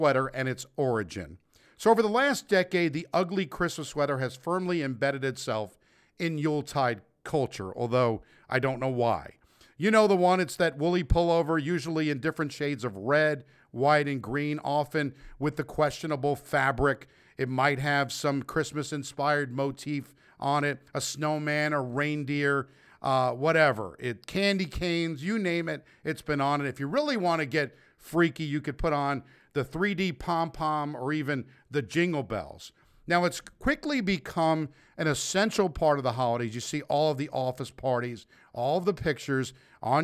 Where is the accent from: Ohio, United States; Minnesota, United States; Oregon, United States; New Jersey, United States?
New Jersey, United States; North Bergen; moved away; also born or lived in New York; my hometown of North Bergen, New Jersey.